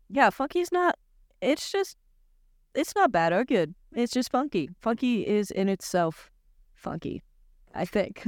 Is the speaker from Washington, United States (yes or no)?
yes; Washington, United States; now in New York, United States; I'm from Washington State